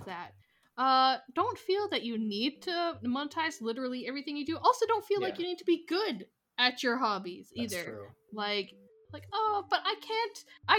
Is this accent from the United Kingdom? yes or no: no; Alberta, Canada; moved away as an adult; now in Toronto, Canada; it was in Alberta, but it was close to... cities are very far away to college when you live in a small town, so like you had to be far away no matter where you go. So this one was only like 2 hours away from my hometown